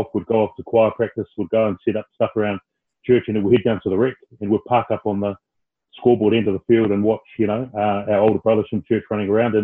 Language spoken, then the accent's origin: English; Petone, Wellington, New Zealand; born or raised there